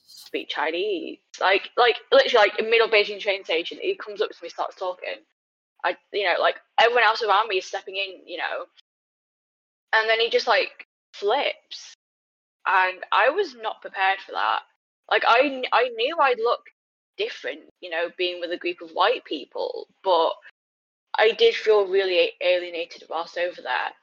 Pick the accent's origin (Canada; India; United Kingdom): United Kingdom; also born or lived in China; Britain is my home